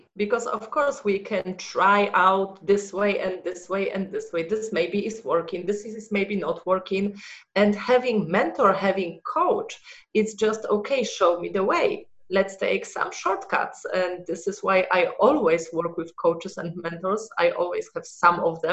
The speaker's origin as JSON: {"language": "English", "country": "Poland", "tie": "born or raised there", "also_born_or_lived": "Germany", "second_language": "English", "moved": "as an adult", "said": "I was born in Poland"}